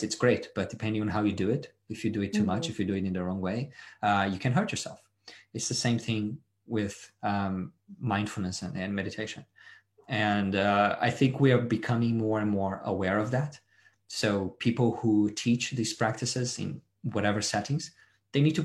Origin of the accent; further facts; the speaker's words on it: Brazil; moved away as an adult; now in Australia; No, I was born and raised in Brazil, and I moved here about 10